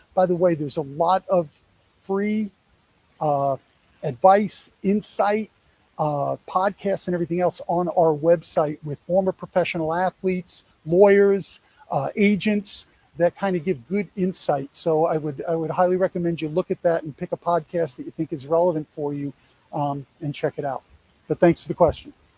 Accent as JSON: {"language": "English", "region": "New York", "country": "United States", "said": "I'm a Yankee"}